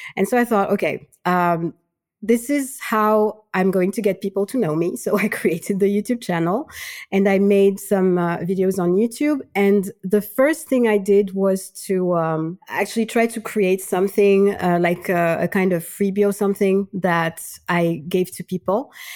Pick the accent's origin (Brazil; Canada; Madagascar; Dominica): Madagascar; moved away as an adult; also born or lived in Switzerland; now in France; I'm originally from Madagascar